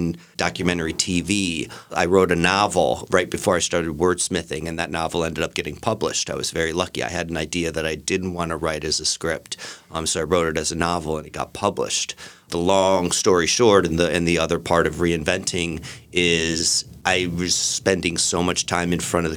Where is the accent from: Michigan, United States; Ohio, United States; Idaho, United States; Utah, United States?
Ohio, United States; moved away as an adult; also born or lived in Chicago / Los Angeles; now in London, United Kingdom; I was born in Ohio, and after school, I moved to Chicago, where I worked in advertising.